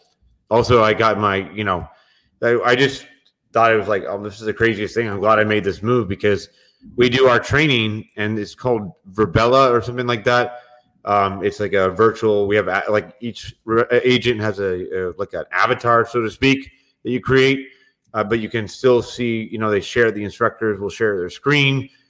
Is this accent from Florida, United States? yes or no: yes; Florida, United States; hey, I'm from Florida.